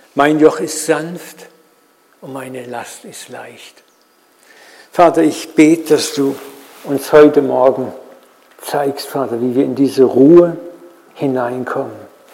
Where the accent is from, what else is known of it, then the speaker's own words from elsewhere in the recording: Germany; wir auch als Deutsche sowieso so Macher sind